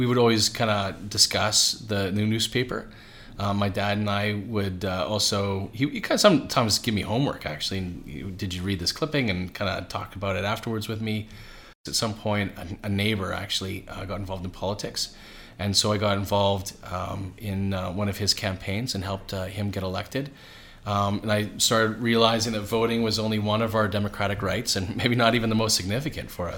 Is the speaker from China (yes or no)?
no; Calgary, Alberta, Canada; also born or lived in Edmonton; raised in Calgary